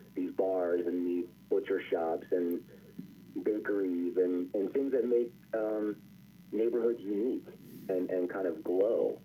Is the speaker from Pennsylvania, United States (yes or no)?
yes; Philadelphia, Pennsylvania, United States; I grew up in in Overbrook in West Philly